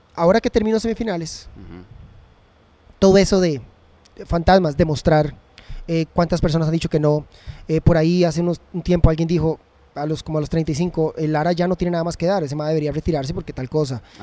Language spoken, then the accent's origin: Spanish; Costa Rica; nosotros como ticos